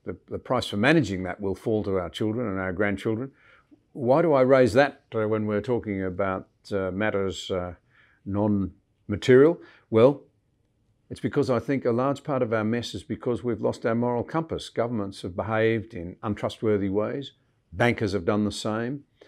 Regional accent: Australia; as a Scottish Australian

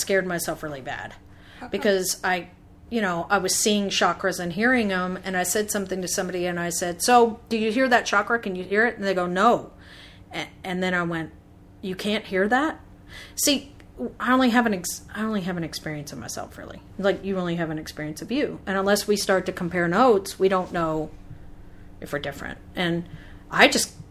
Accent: the South, United States; growing up in the South, I love the South

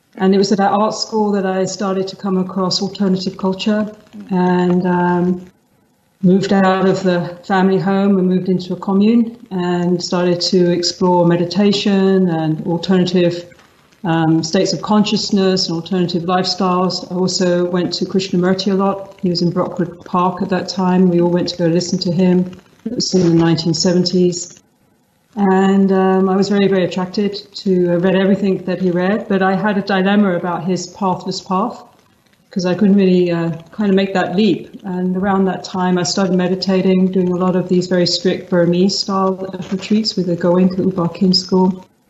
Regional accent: London, United Kingdom; moved away; My background is from London. I'm originally from London. I was grew up in an Anglo-Irish family

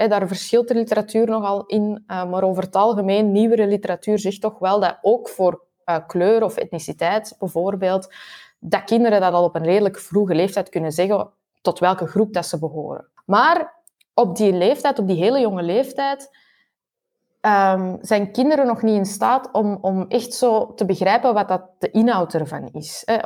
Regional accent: Flanders, Belgium; ik ben half Belg, half Chileens

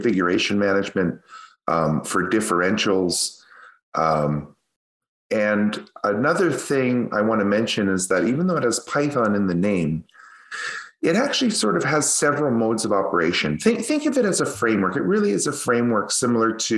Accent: Canada; accent: Canadian; my Canadian accent. I really drag that yats

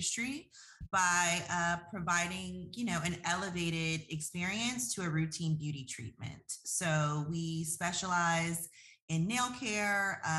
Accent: Detroit, Michigan, United States; moved away as an adult; our hometown where we're from

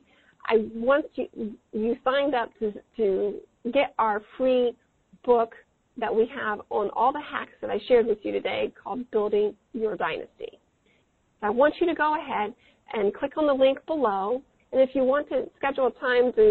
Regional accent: Midwest, United States; I'm from the Midwest

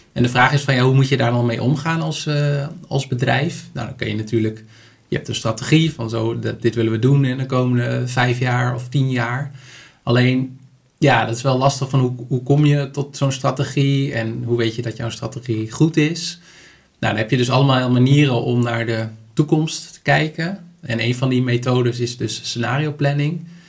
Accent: Netherlands; als Nederlander

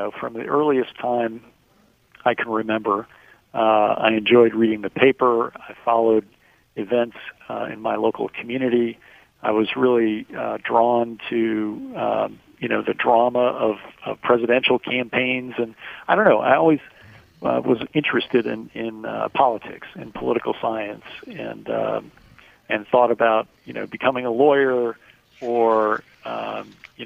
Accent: Minnesota, United States; moved away as an adult; now in Washington, United States; I was born and raised in Minnesota

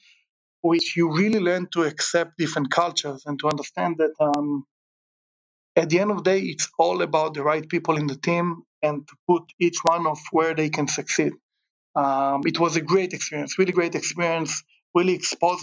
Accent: Israel; moved away as an adult; also born or lived in Chicago; now in Southern California, United States; I grew up in Israel, great childhood

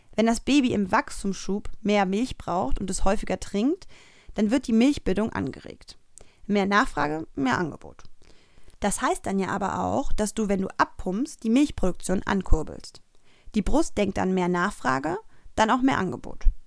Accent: Cologne, North Rhine-Westphalia, Germany; Als geborene Kölnerin

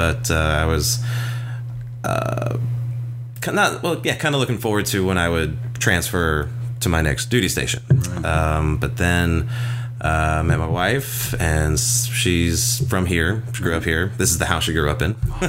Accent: North Carolina, United States; moved away as an adult; also born or lived in Arkansas / Georgia; now in Hawaii, United States; I'm originally from the East Coast, North Carolina.

